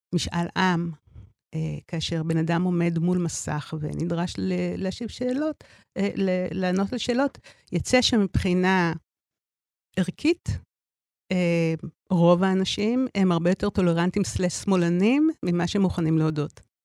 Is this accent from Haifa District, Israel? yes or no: no; Tel Aviv, Tel Aviv District, Israel; אני גדלתי בתל אביב